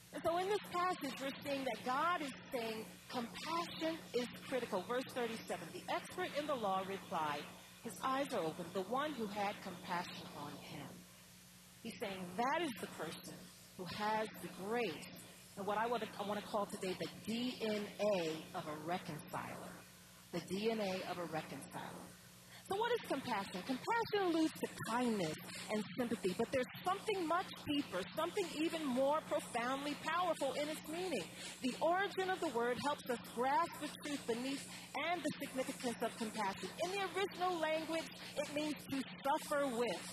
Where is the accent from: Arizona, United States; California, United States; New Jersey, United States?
New Jersey, United States; Atlantic City; the little street that I grew up right outside of Atlantic City